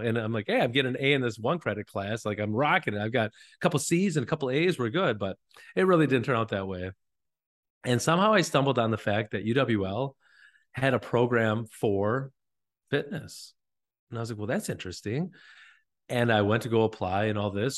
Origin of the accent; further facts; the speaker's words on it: northern Wisconsin, United States; now in La Crosse, United States; I was just from northern Wisconsin